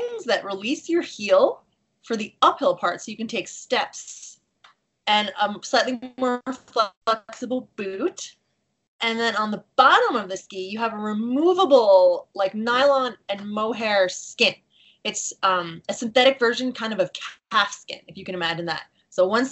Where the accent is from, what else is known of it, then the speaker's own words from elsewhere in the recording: Long Island, New York, United States; moved away; I'm from Long Island. My family did not ski.